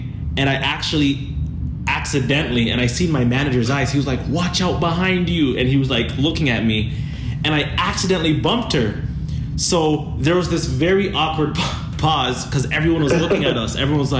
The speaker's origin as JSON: {"language": "English", "town": "Toronto", "region": "Ontario", "country": "Canada", "tie": "born or raised there", "also_born_or_lived": "Chatham", "said": "Like, my birth certificate says Chatham, but I was raised in Toronto. So I went to school in Toronto."}